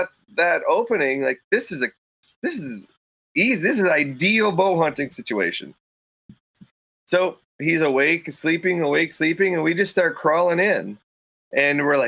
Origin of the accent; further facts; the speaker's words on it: Minnesota, United States; moved away; where I grew up in Minnesota